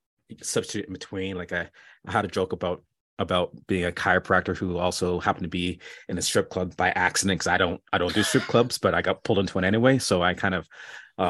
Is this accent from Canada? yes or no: yes; Canada; also born or lived in West Indies; now in Chicago, United States; I am Canadian